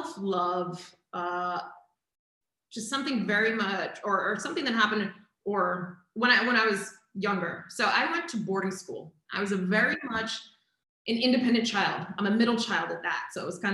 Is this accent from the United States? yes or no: yes; Boston, Massachusetts, United States; moved away; I'm from Boston originally.